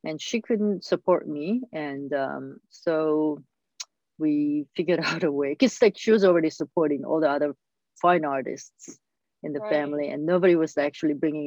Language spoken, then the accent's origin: English; South Korea; I was born in South Korea and grew up there